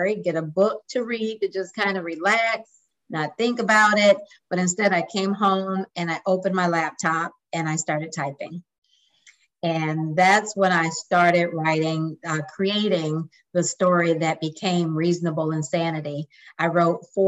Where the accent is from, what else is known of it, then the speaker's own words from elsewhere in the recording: Lansing, Michigan, United States; moved away as an adult; also born or lived in Des Moines, Iowa / Dallas, Texas; now in San Antonio, United States; I'm originally from Lansing, Michigan, and moved to San Antonio in 2002